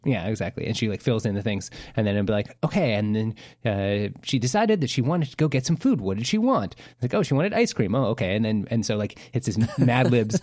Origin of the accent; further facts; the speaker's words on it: Vancouver, British Columbia, Canada; we're from Vancouver